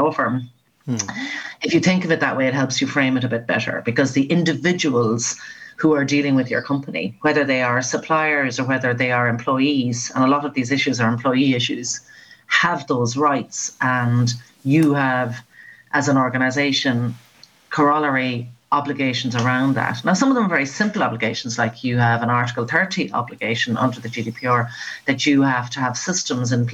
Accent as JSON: {"language": "English", "town": "Mullingar", "region": "Leinster", "country": "Ireland", "tie": "born or raised there", "moved": "as an adult", "said": "I love that you mentioned Mullingar, because that's my hometown"}